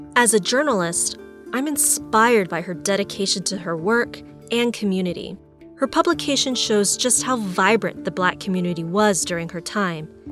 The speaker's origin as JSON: {"language": "English", "area": "East Valley", "region": "Arizona", "country": "United States", "tie": "born or raised there", "said": "I grew up in the East Valley, which isn't known for much diversity."}